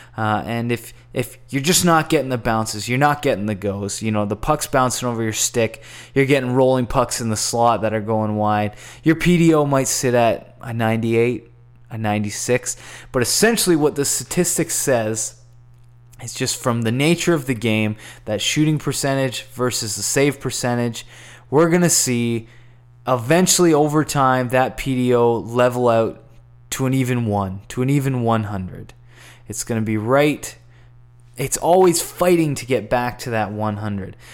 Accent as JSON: {"language": "English", "country": "Canada", "said": "as a Canadian and a Canadian enthusiast"}